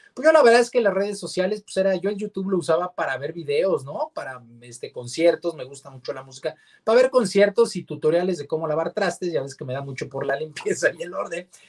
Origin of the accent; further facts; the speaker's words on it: Mexico; como mexicanos